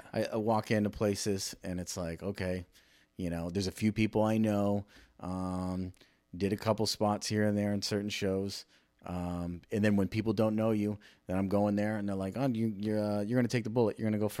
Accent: California, United States; also born or lived in Hawaii / Arizona / Virginia / Rhode Island; I was born in California, lived in Hawaii, then went back, moved to California, lived in Arizona for a little while too, Virginia, Rhode Island, Massachusetts.

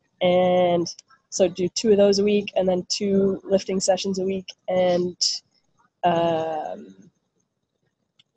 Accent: Ottawa, Ontario, Canada; now in Toronto, Canada; I'm from Ottawa, so there weren't so many clubs growing up

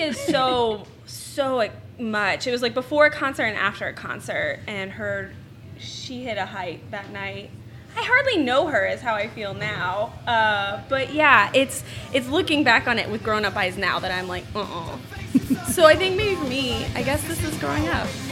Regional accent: Houston, Texas, United States; moved away; also born or lived in Denver / Bowling Green; I'm originally from Houston. I lived in Denver.

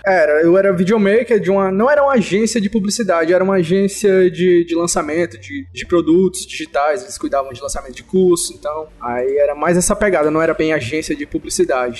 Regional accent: interior of Ceará, Brazil; now in Fortaleza, Brazil; eu sou de Fortaleza, eu sou, eu moro em Fortaleza hoje, mas eu não sou de Fortaleza, eu, eu vim de uma cidade pequena, aqui do, do interior do Ceará

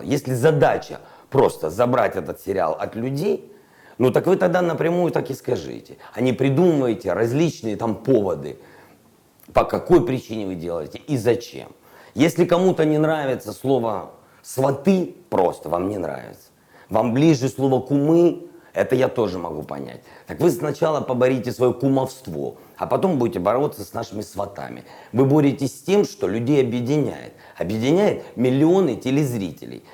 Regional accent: Ukraine; Я украинец, гражданин этой страны живу в этой стране, работаю в этой стране

